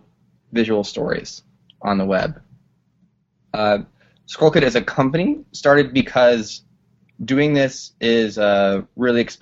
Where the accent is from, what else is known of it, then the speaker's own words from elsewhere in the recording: Colorado, United States; now in Brooklyn, United States; I'm originally from Colorado. I live in Brooklyn.